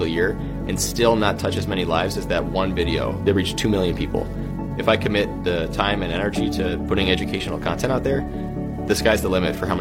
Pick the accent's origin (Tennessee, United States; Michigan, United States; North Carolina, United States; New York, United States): New York, United States; Buffalo; moved away as an adult; also born or lived in West Virginia / Stanford; I grew up in Buffalo, New York